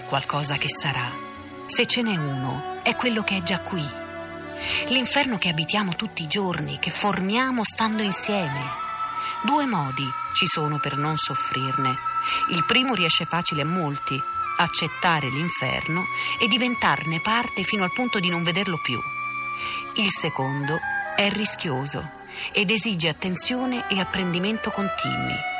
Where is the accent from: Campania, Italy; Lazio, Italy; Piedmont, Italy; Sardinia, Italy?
Lazio, Italy; Rome; Io sono romana di sette generazioni, da parte di mio padre